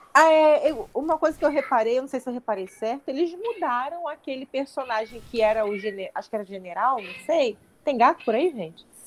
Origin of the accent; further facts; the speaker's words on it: Brazil; nós somos brasileiros